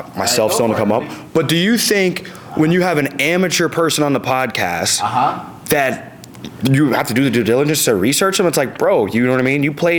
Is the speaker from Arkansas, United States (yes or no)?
yes; Arkansas, United States; We're both from Arkansas.